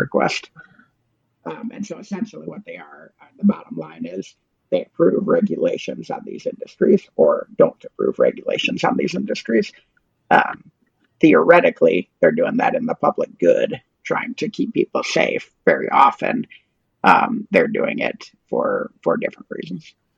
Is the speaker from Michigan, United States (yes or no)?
yes; Ann Arbor, Michigan, United States; now in Oklahoma, United States; I grew up in Ann Arbor, Michigan, which is a very Democratic city